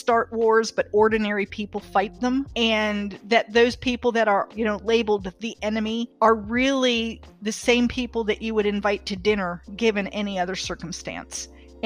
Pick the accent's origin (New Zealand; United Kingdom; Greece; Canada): Greece; Athens, Attica; now in North Carolina, United States; I was born in Athens, Greece